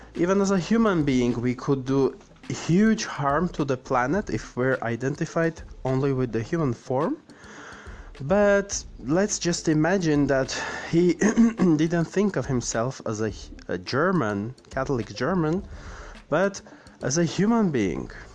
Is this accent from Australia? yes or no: no; Armenia; I'm from Armenia, the Republic of Armenia